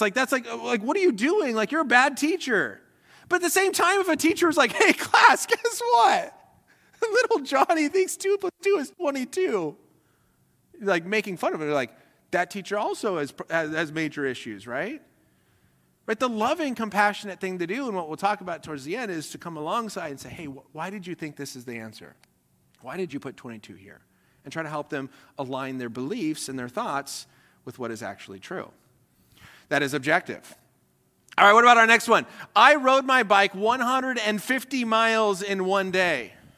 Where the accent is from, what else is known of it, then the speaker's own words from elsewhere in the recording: Colorado, United States; was born and raised in Colorado